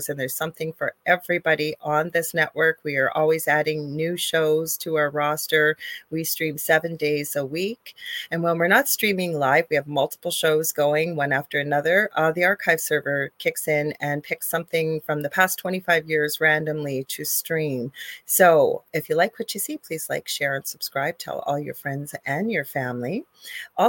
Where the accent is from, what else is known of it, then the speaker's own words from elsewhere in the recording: Canada; I am a Canadian spiritual medium